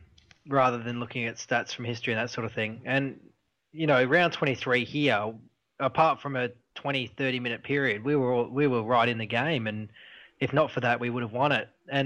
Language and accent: English; Perth area, Western Australia, Australia; born or raised there